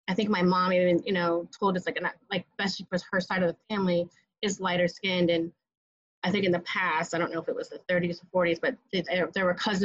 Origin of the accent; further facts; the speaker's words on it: Hamden, Connecticut, United States; now in New York City, United States; I grew up in Connecticut in a suburb of New Haven, Hamden, Connecticut.